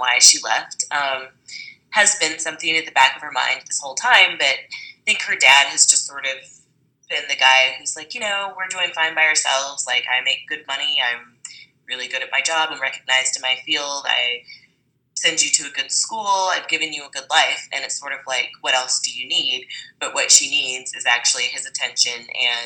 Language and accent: English; Springfield, Missouri, United States; moved away as an adult; now in Los Angeles, United States; I grew up in Springfield, Missouri. It's a very white town. It's diversified a little bit since I left in the early 2000s